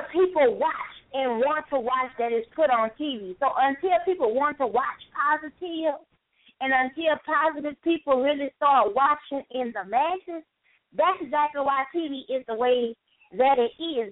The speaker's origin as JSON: {"language": "English", "region": "Louisiana", "country": "United States", "moved": "yes", "lives_now": "East Coast, United States", "said": "I'm here on the East Coast, but I'm originally from Louisiana"}